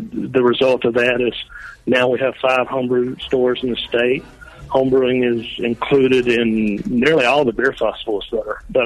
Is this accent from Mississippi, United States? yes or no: yes; Jackson, Mississippi, United States; Mississippi, Jackson